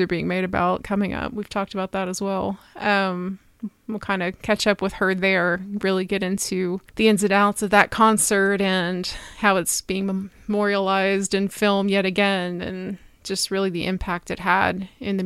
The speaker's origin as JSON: {"language": "English", "town": "Cincinnati", "region": "Ohio", "country": "United States", "tie": "born or raised there", "said": "I grew up outside of Cincinnati"}